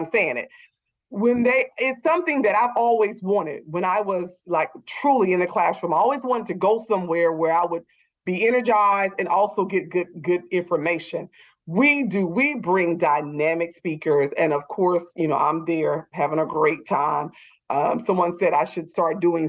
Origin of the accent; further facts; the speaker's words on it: the South, United States; I'm from the South